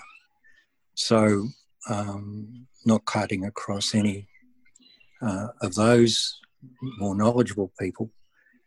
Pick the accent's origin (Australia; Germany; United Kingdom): Australia; Mudgee, New South Wales; I was born in Mudgee in New South Wales, 68 odd years ago, 67, 68 years ago